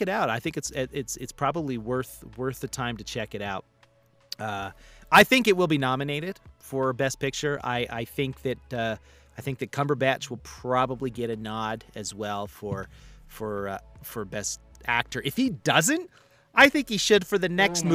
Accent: Eastern Idaho, United States; also born or lived in Montana; I'm from Montana, kind of. If nothing else, I'm from Eastern Idaho. I was born in Montana. I'm from Eastern Idaho.

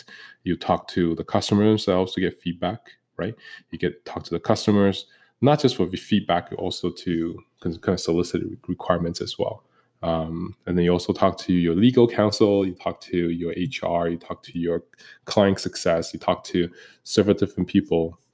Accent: Toronto, Ontario, Canada; We grew up in Canada, in Toronto specifically

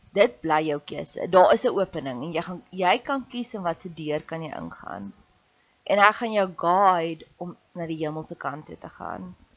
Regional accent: Free State, South Africa; ek het in die Vrystaat groot geword

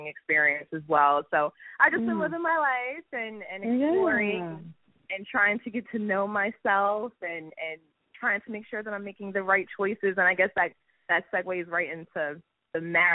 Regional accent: Philadelphia, Pennsylvania, United States; So I grew up in Philly.

